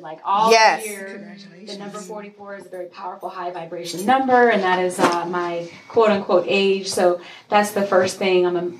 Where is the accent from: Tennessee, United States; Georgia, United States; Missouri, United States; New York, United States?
Tennessee, United States; now in Atlanta, United States; But I'm originally from Tennessee. I've been in Atlanta for about 20 years now.